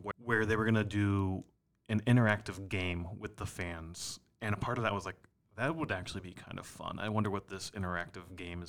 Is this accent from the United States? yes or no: yes; Minneapolis, Minnesota, United States; But I thought that was cool because it's like, we're from Minneapolis, which...